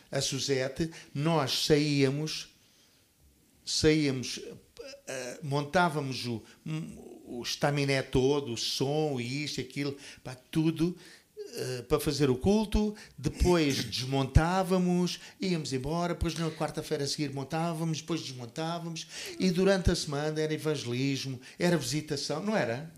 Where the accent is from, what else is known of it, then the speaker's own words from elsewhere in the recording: Portugal; moved away; also born or lived in Toronto, Canada; Eu vim do Canadá para Portugal com um sentimento de de amor muito grande pelo meu país, que eu sempre amei